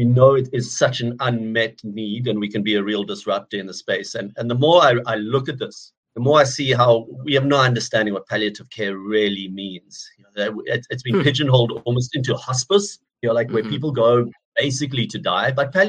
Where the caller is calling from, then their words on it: Cape Town, Western Cape, South Africa; I'm calling from Cape Town in South Africa.